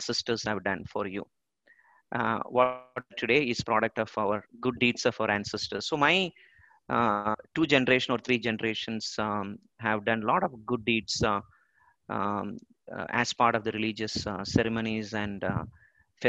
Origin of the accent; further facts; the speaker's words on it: Thiruvananthapuram, Kerala, India; I'm born and brought up in Trivandrum in the temple city of Padmanabha Swami Temple